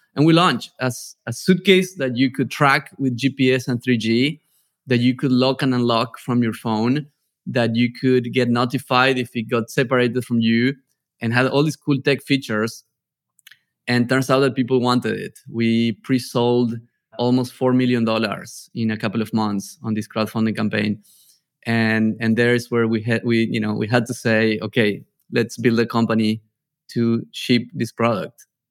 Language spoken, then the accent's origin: English; a small town in the north of Argentina, northern Argentina, Argentina; English is a second language; moved away as an adult; also born or lived in Barcelona, Spain / New York, United States; I'm from a small town in the north of Argentina